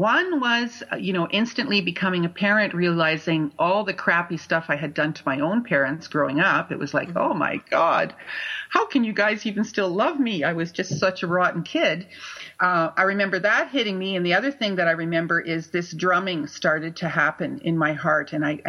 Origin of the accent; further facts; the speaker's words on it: Sudbury, Ontario, Canada; I remember growing up in Sudbury feeling like I did not belong there.